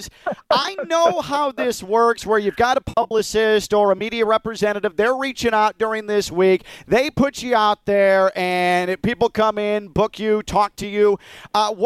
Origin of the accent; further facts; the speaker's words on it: Chicago, Illinois, United States; I grew up in the city. I grew up in Chicago